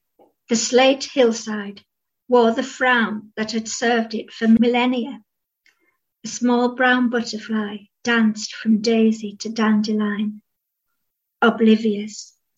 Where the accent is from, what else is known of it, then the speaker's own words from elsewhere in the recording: North West England, United Kingdom; accent: Cumbrian; it sort of has its own culture and accent, which is I've kept a bit of, but it's my accent's changed a bit, and dialect, and I quite liked being able to put a bit of Cumbrian dialect words into the novel